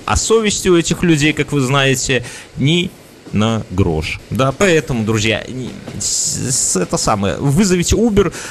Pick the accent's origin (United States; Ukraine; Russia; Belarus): Belarus; мы же вот белорусы